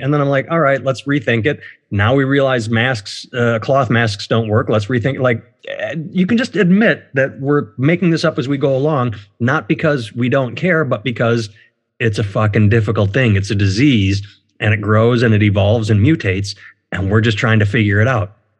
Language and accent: English; United States; I'm an American